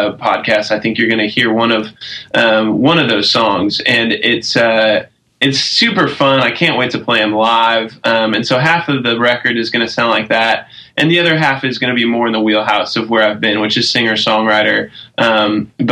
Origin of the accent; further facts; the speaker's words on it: Omaha, Nebraska, United States; moved away as an adult; also born or lived in Fort Worth, Texas / Knoxville, Tennessee; now in Nashville, United States; I grew up in Omaha, Nebraska, and lived there until I was 18